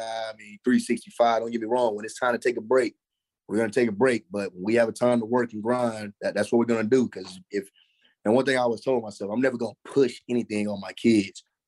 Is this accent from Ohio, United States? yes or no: no; Dallas, Texas, United States; I grew up, I mean, I grew up right there in the Dallas Fort Worth area.